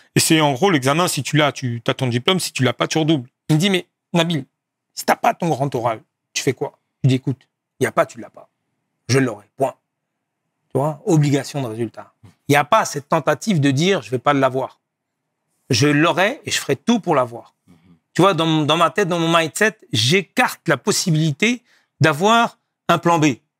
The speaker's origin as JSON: {"language": "French", "town": "Laval", "region": "Pays de la Loire", "country": "France", "tie": "born or raised there", "said": "Je suis né en France, dans une ville du nord-ouest qui s'appelle Laval, géographiquement entre Nantes et, Rennes et Le Mans"}